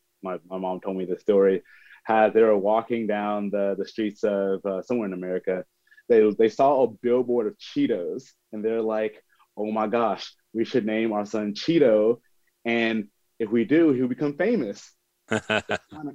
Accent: Dallas, Texas, United States; I was born in Dallas, Texas. Born and raised here

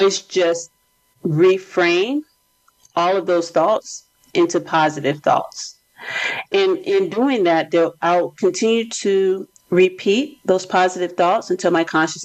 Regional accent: United States; I am from America

